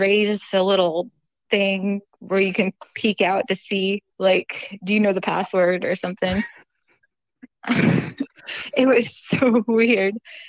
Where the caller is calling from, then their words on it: Gulf Breeze, Florida, United States; also born or lived in Nashville, Tennessee; I'm calling from Gulf Breeze, Florida.